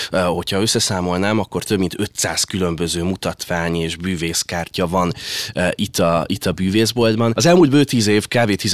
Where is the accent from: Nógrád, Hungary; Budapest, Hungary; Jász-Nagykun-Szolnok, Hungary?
Budapest, Hungary; itt lakom, itt nőttem fel a Bartokon. Ide jártam általános iskolába